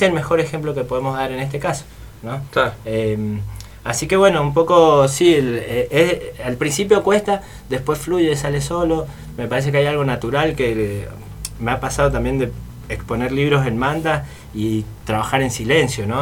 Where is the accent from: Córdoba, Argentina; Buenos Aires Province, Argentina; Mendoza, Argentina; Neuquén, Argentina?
Mendoza, Argentina; moved away; also born or lived in Buenos Aires; soy de Mendoza